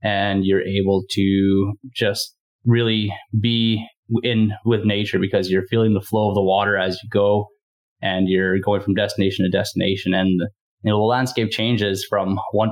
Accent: Northern Saskatchewan, Canada; also born or lived in Winnipeg; I'm originally from Northern Saskatchewan

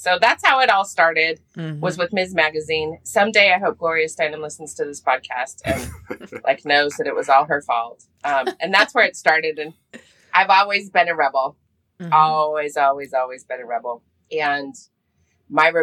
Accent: Park City, Utah, United States; also born or lived in Fairbanks, Alaska / San Francisco; I grew up in Park City, Utah, when Park City was actually a small town

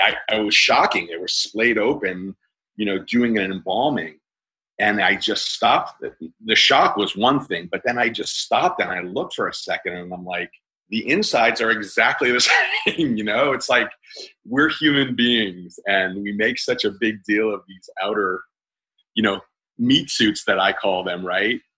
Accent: Pleasantville, New York, United States; moved away; also born or lived in Los Angeles; I grew up in Westchester County, New York. Uh, uh, oddly enough, a town called Pleasantville

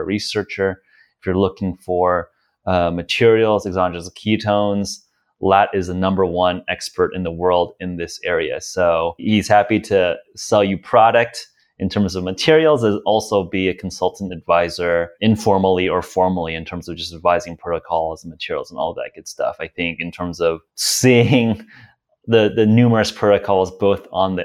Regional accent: United States; as an American

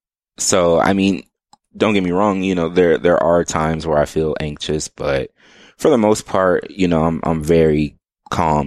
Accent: Omaha, Nebraska, United States; now in Austin, United States; growing up in Omaha

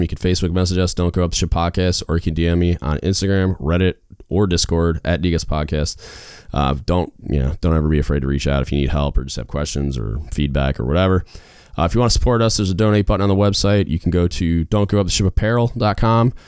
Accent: Michigan, United States; moved away; I grew up in Michigan, so like when I go home, my dad watches like old westerns

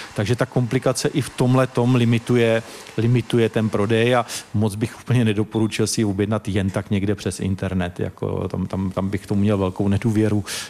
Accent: Czechia; jsme z Československa

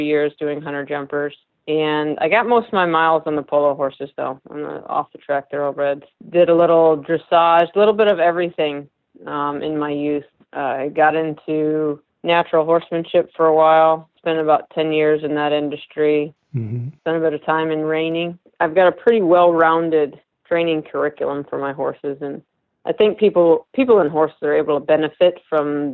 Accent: Illinois, United States; moved away; also born or lived in California; I actually am a Midwest girl. I grew up in Illinois

